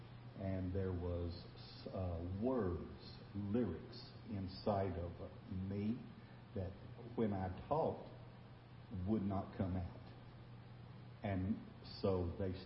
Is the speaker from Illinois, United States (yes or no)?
no; Texas, United States; We are from Texas